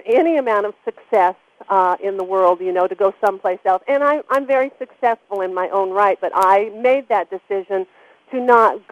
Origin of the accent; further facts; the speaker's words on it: Los Angeles, California, United States; now in Berkeley Springs, United States; I grew up in Los Angeles in Southern California